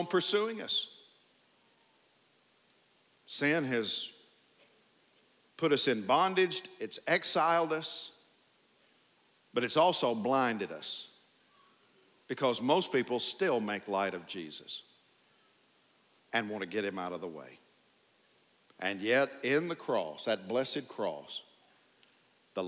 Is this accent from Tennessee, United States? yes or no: yes; Tennessee, United States; moved away; I'm a Tennessee hillbilly